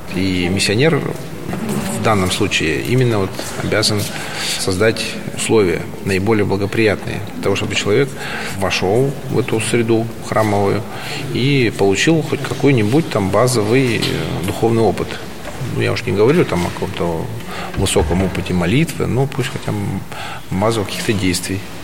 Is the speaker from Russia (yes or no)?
yes; Yakutsk, Sakha Republic, Russia; moved away as an adult; also born or lived in China; Сам я из Якутии. Я родился в городе Якутске. Республика Саха-Якутия. Вот. Я якут. И до 21-22 я жил, не выезжая практически за территорию России, Якутии